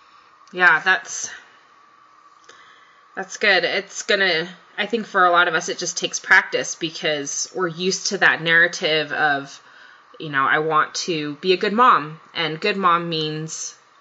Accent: Japan; moved away; I grew up in Japan, for example.

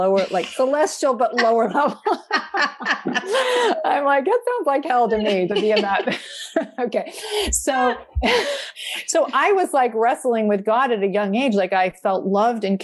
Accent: Vermont, United States; I grew up in Vermont in a very small branch

